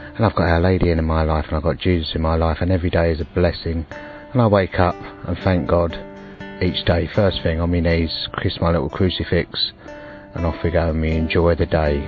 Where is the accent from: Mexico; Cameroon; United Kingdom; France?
United Kingdom; England; I was born in England in 1962